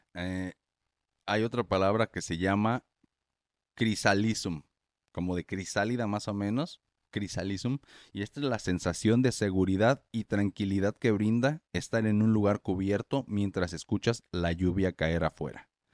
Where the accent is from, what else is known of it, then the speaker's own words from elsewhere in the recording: Morelia, Michoacán, Mexico; yo soy de Morelia, Michoacán, México, ahí no neva